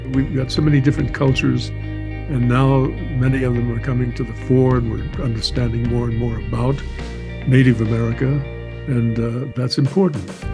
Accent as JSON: {"language": "English", "region": "Southwest", "country": "United States", "tie": "born or raised there", "said": "I grew up on Indian reservations in the Southwest"}